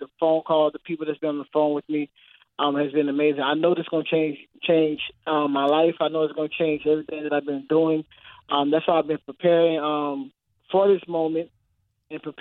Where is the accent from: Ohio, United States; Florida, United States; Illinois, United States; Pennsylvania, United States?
Florida, United States; St. Petersburg; I'm born and raised in St. Petersburg, Florida